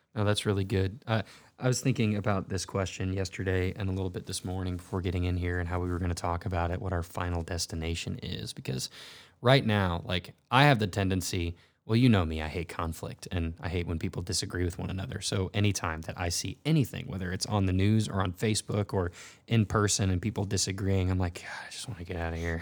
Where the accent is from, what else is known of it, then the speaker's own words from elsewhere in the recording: North Texas, United States; now in Missouri, United States; I grew up in North Texas